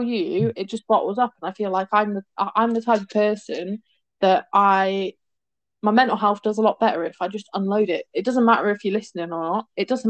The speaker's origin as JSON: {"language": "English", "country": "United Kingdom", "said": "We're so Brit."}